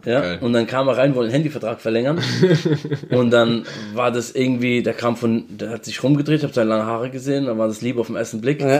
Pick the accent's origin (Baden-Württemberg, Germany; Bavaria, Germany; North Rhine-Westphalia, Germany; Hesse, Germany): Baden-Württemberg, Germany; Mannheim; accent: Mannheim dialect; ich komme aus Mannheim